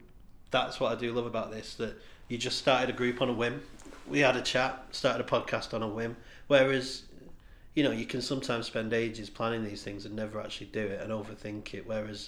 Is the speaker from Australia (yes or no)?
no; Warrington, North West England, United Kingdom; accent: scally; I'm from Warrington, and I have like a proper scally voice